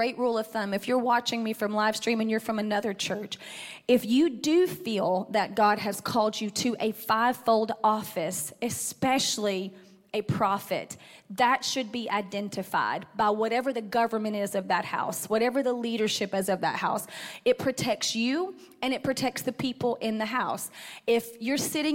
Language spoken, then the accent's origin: English; Athens, United States; moved away; My hometown is Athens